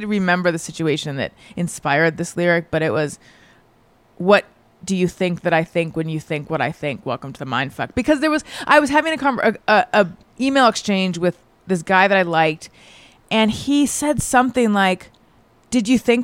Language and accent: English; Orange County, California, United States; first language English; I'm from Orange County originally